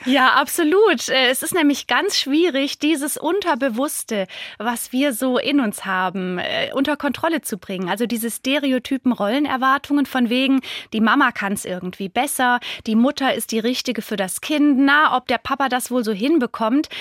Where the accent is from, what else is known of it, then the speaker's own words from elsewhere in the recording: Germany; hier bei uns in Deutschland